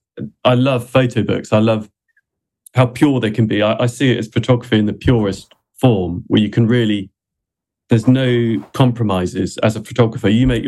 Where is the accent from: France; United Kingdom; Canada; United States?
United Kingdom; England; born there; I'm not Welsh. I was born in England. My granddad was Welsh